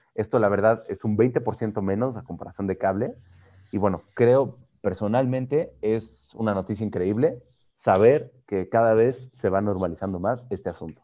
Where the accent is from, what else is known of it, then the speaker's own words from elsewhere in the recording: Mexico; los mexicanos que somos